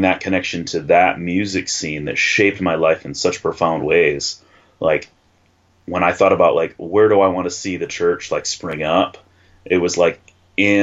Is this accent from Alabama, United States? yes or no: no; Davison, Michigan, United States; also born or lived in Flint, Michigan; I grew up in the suburbs. I grew up in Davison